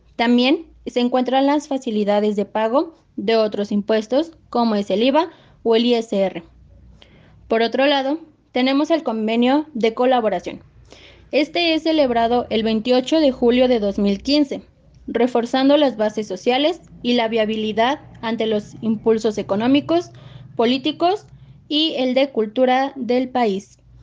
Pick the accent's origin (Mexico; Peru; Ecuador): Mexico; es nuestra obligación como mexicanos